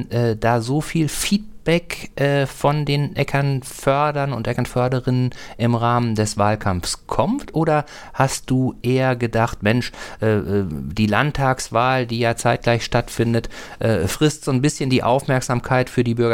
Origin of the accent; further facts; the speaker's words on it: North Rhine-Westphalia, Germany; ich komme ursprünglich aus Nordrhein-Westfalen